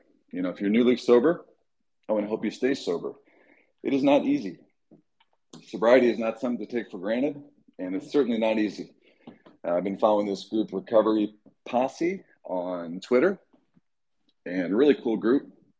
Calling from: Michigan, United States; I'm dialing in from Michigan.

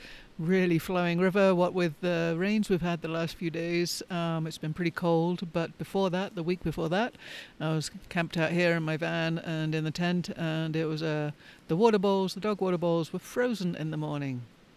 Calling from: Colorado, United States; Today I am recording from Southern Colorado near Pagosa Springs.

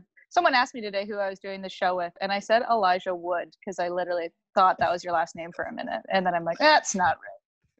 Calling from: Kingston, Ontario, Canada; Tonight, I'm in a nice, steamy, hot apartment in Kingston, Ontario.

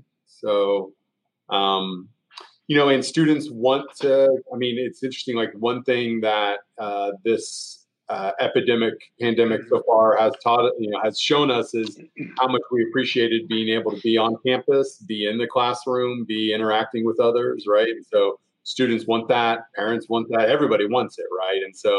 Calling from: Columbia, Missouri, United States; I'm in Columbia, Missouri. So I'm at the University of Missouri's campus, which is Columbia, Missouri. Columbia, Missouri is a college town, about 100,000 people in the middle of Misso

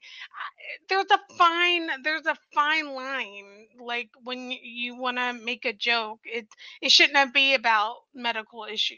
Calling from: Ohio, United States; I'm from Ohio.

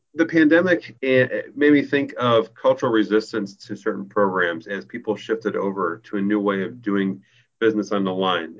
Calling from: Chicago, Illinois, United States; I'm calling it from Chicago

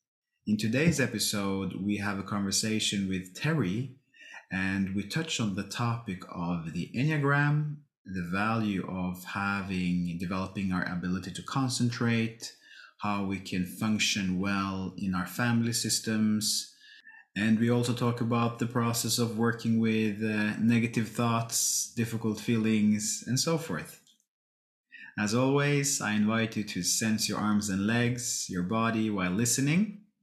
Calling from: Oslo, Norway; I'm calling you from Oslo in Norway.

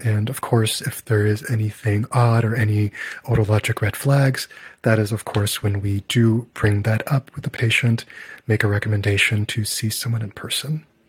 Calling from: Chicago, Illinois, United States; English is a second language; I'm calling from Chicago

